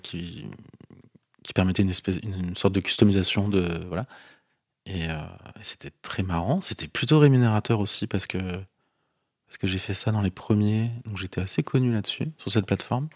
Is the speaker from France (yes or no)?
yes; Bordeaux, Nouvelle-Aquitaine, France; moved away as an adult; je suis de Bordeaux